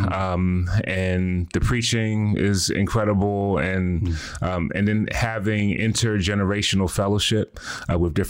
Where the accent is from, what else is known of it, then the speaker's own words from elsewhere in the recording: Philadelphia, Pennsylvania, United States; born and raised in Philly, did not grow up in a Christian home